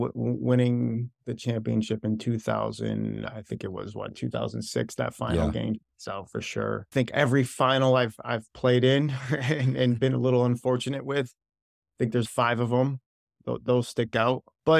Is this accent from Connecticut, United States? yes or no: yes; Wethersfield, Connecticut, United States; Yeah, I'm from Wethersfield, Connecticut.